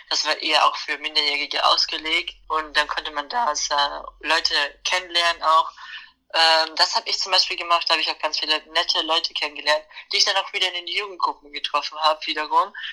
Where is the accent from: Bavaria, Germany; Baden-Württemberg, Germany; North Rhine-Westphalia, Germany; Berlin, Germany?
Bavaria, Germany; haben wir hier in Niederbayern, wo ich herkomme, einen Verein, der nennt sich Queer Niederbayern.